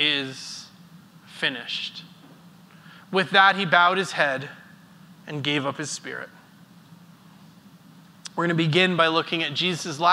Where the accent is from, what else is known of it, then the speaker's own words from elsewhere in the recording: Airdrie, Alberta, Canada; as a kid growing up in Airdrie